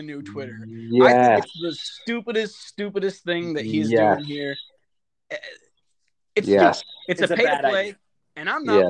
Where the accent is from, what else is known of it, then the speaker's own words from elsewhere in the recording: Little Falls, United States; growing up in Little Falls